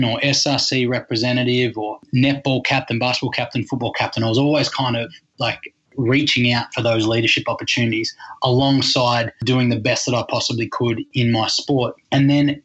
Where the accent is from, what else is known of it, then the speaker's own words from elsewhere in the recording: Leongatha, Victoria, Australia; growing up in Leangatha and being the eldest of three boys